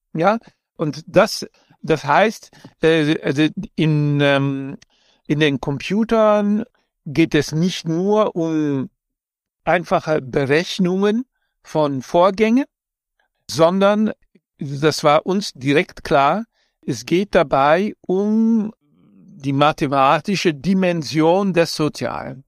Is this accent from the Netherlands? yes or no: yes; Amsterdam, North Holland, Netherlands; ich in Amsterdam äh, aufgewachsen bin